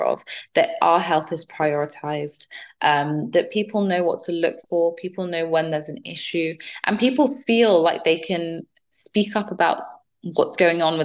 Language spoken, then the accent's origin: English; Nigeria; now in United Kingdom; I'm from Nigeria